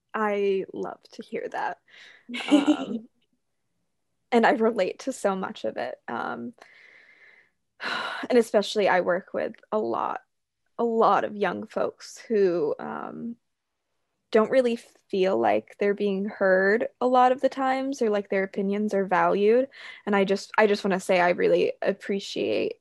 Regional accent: New Hampshire, United States; I grew up in New Hampshire, but in a more conservative family

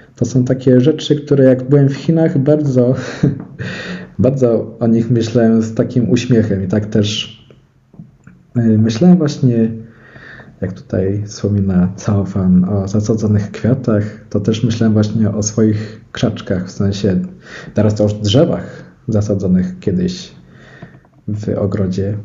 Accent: Szczyrk, Silesian Voivodeship, Poland; jak się przyjedzie do Szczyrku, to jest koło Bielska Białej

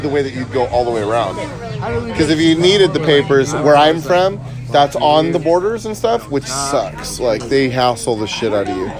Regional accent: Niland, California, United States; moved away; I'm from a little town called Nyland, California.

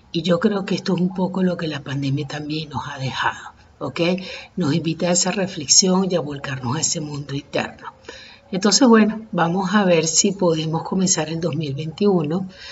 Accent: Caracas, Capital District, Venezuela; los que somos caraqueños y venezolanos

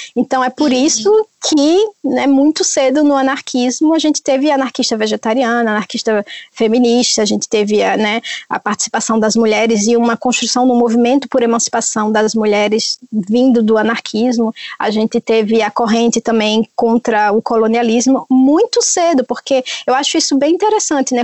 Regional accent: Northeast Region, Brazil; moved away; eu sou do Nordeste

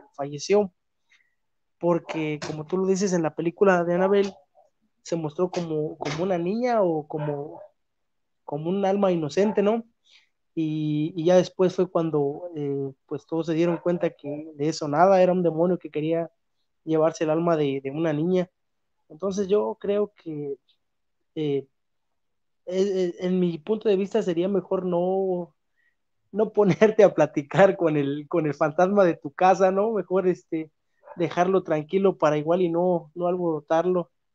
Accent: Mexico; yo soy de México

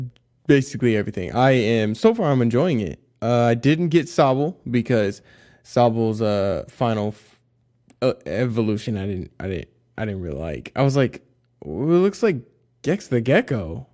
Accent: United States; as an American, I just didn't get it.

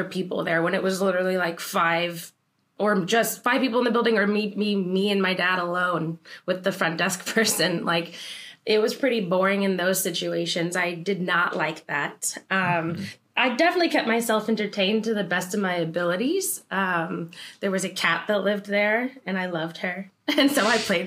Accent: Los Angeles, California, United States; moved away as an adult; I grew up in the San Fernando Valley in California, Los Angeles, California

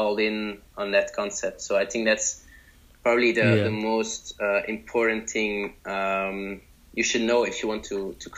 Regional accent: Belgium; I'm from Belgium

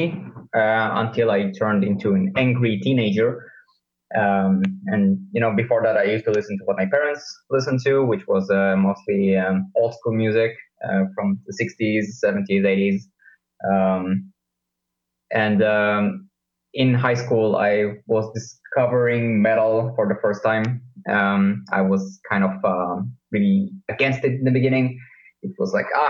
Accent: Israel; moved away as an adult; now in Leipzig, Germany; I'm 32 years old, also was born in Israel

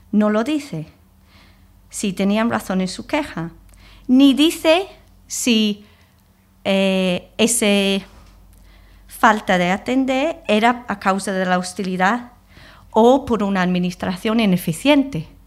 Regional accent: England, United Kingdom; Spanish is a second language; now in Spain; Yo llevo 20 años aquí. Tengo costumbres españoles. Soy inglesa.

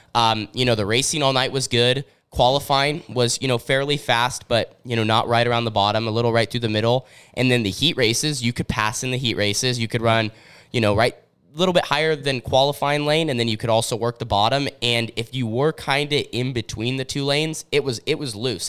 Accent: Southern Oregon, United States; we're, we're from Southern Oregon.

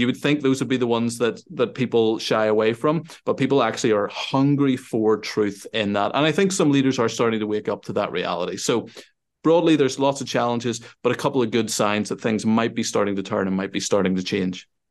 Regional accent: Northern Ireland, United Kingdom; also born or lived in Sweden; I grew up here in Northern Ireland

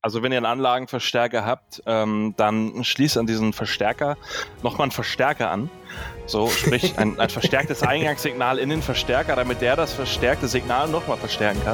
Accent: Northern Germany, Germany; ich, ich komme aus dem Norden.

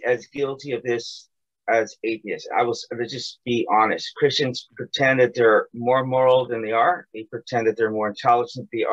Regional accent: United States; I left America, I left my hometown

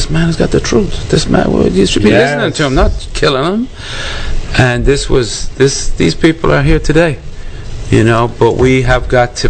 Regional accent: Ireland; moved away; I was born in Ireland. And the Irish, back then, like we're talking 58, they're very white.

